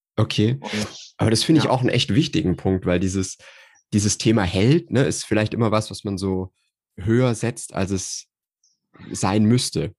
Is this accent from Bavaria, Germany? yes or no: yes; Nuremberg region, Bavaria, Germany; also ich bin aus der Nürnberger Region